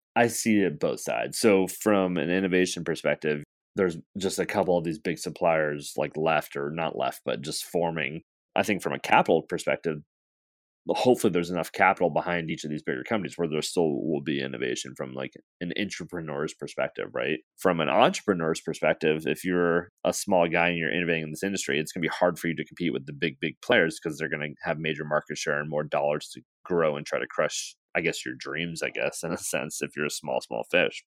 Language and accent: English; West Coast, United States; we're from the West Coast.